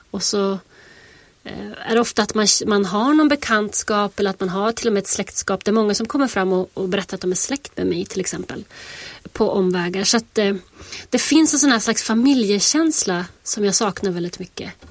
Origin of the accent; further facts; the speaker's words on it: Västerbotten County, Sweden; now in United States; Alltså jag sitter ju i USA och skriver om mina hemtrakter och min, min barndomstrakter. Och jag tror det är jätte, jättesvårt att eh, när jag känner fortfarande att jag går omkring i USA med liksom en, en hemlig värld inuti mig. Så här, en västerbottnisk värld.